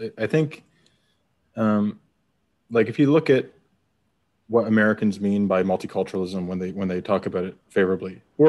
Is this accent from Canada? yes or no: yes; Nova Scotia, Canada; moved away as an adult; now in United States; as a Canadian, you pick up on, because it is a bit different than our approach. In Canada, you know, growing up in Nova Scotia